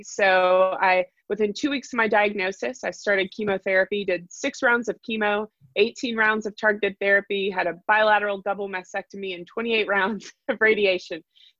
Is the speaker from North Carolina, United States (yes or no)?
yes; Raleigh, North Carolina, United States; And in fact, I'm a sixth generation North Carolinian. So I have lived my entire life here, born and raised in Raleigh, North Carolina.